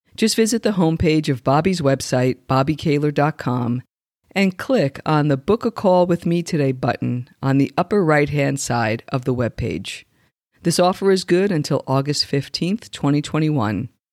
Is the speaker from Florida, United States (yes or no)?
no; a mile outside the Lincoln Tunnel, New Jersey, United States; I grew up a mile outside the Lincoln Tunnel